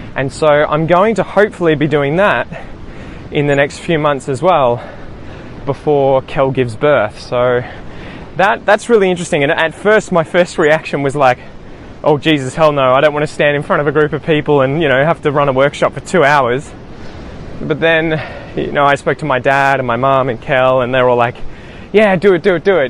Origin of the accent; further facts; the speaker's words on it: Australia; first language English; as Australian as I am. I just grew up here as a kid